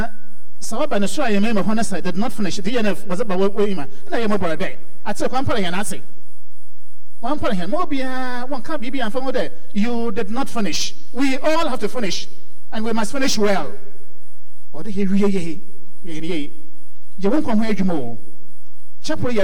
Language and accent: English; Nigeria; Hey, I'm so from Nigeria.